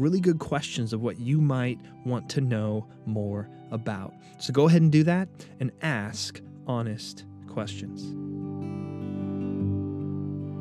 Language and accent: English; United States; I'm a follower of Christ before I am an American